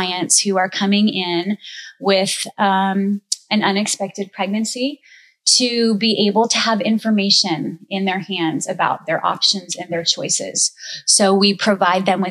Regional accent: Lock Haven, Pennsylvania, United States; moved away as an adult; also born or lived in Annapolis, Maryland; I am actually from Lock Haven, born and raised

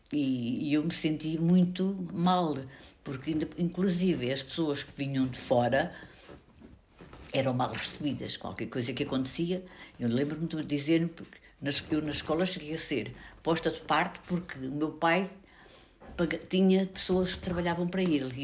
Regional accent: Portugal; also born or lived in Chamusca, Ribatejo; A minha terra era uma terra de gente pobre, mas que era muito solidária, onde se recebia muito bem as pessoas que vinham de fora, onde apareceram também alguns fugidos de Espanha

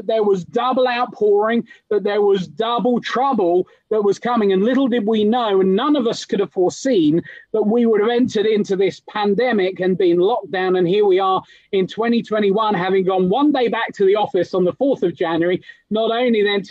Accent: England, United Kingdom; now in London, United Kingdom; I might be British, but I'm the son of a Kenyan preacher

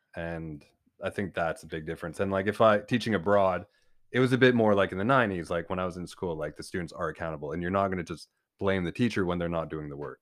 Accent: Cowansville, Quebec, Canada; moved away; also born or lived in Gaspé, Quebec; I grew up in Cowensville

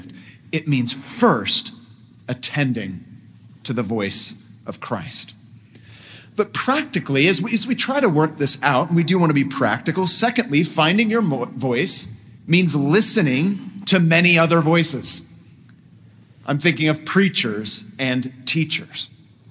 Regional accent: San Francisco Bay Area, California, United States; moved away as an adult; also born or lived in Los Angeles, United States / London, United Kingdom; I was raised in the San Francisco Bay Area, a very musical place.

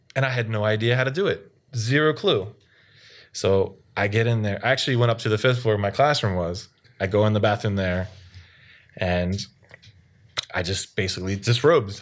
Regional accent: Baltimore, Maryland, United States; now in South Korea; No one knows where Baltimore is

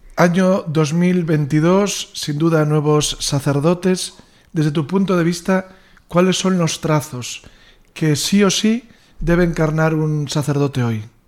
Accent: Salceda de Caselas, Galicia, Spain; paisano, porque ambos somos de Salceda

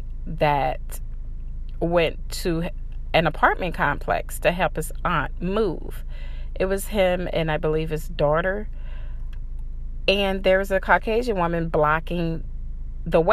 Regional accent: St. Louis, Missouri, United States; moved away; my hometown, too, in these really upscale lofts in downtown St. Louis

